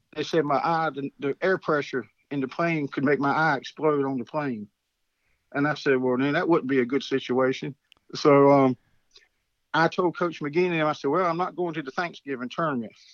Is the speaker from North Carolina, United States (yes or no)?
yes; Wallace, North Carolina, United States; high school where I was at Wallace Rose Hill